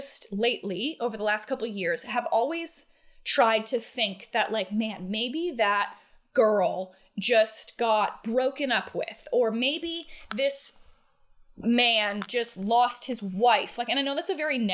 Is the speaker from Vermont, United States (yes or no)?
yes; Ludlow, Vermont, United States; now in Atlanta, United States; I grew up in Ludlow, Vermont